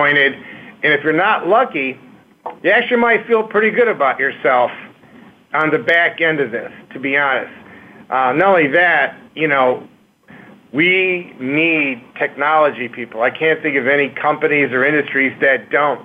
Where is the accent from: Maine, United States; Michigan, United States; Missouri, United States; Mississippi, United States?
Michigan, United States; Detroit; I grew up in Detroit, Detroit Public Schools